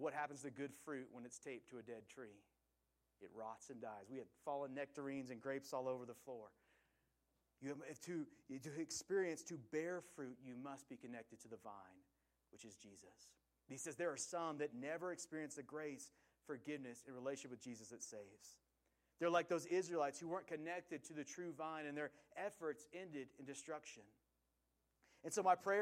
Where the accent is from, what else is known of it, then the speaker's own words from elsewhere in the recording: Willamette Valley, Oregon, United States; I grew up in the Willamette Valley, which is in Oregon